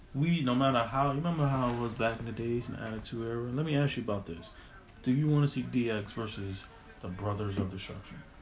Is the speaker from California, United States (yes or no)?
no; New York, United States; As a New Yorker